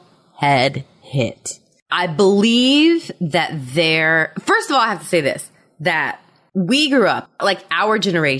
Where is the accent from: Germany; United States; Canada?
Germany; I did not have that because I grew up in Germany.